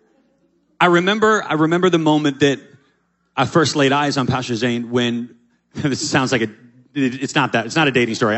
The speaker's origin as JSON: {"language": "English", "town": "Kennett Square", "region": "Pennsylvania", "country": "United States", "said": "right outside Philadelphia in Kennett Square, Pennsylvania"}